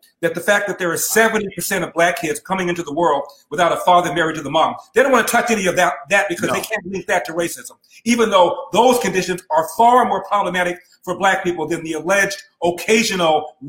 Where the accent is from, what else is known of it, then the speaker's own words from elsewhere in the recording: Los Angeles, California, United States; I'm born and raised in Los Angeles.